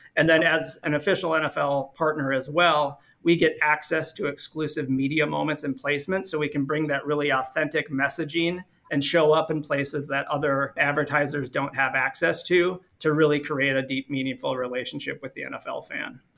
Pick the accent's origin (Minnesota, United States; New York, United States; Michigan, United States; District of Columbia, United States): Minnesota, United States; born and raised in Minnesota